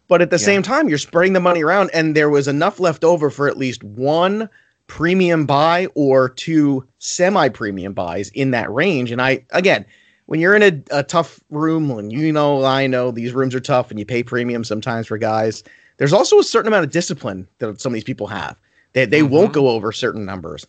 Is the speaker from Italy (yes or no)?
no; New York, United States; I'm Italian and I'm from New York and I talk fast